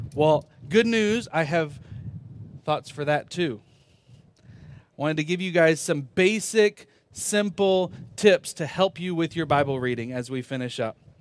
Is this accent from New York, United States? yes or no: no; Virginia, United States; moved away as an adult; also born or lived in North Carolina; I was born in North Carolina, lived most of my life in Virginia